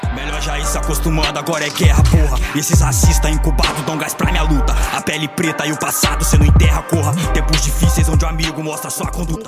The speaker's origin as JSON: {"language": "Portuguese", "town": "Camocim", "region": "Ceará", "country": "Brazil", "said": "Com a minha família, que sou de lá, de Camusim"}